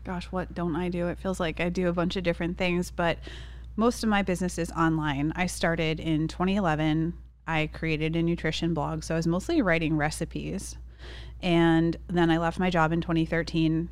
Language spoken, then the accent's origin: English; Massachusetts, United States; now in San Diego, United States; I'm from the East Coast, so from Massachusetts, Northeast